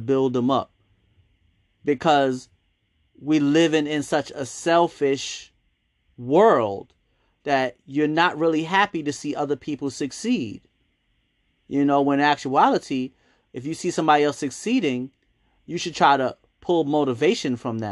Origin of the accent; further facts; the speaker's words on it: New York City, New York, United States; growing up in Harlem, I remember a lot of the businesses being owned by Black people